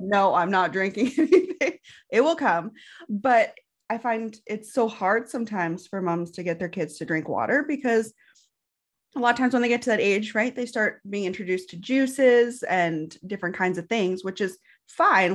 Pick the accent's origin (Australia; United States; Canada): Canada; Canadian prairies